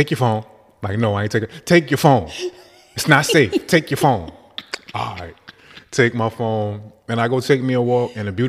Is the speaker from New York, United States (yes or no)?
no; Newark, New Jersey, United States; I'm from Newark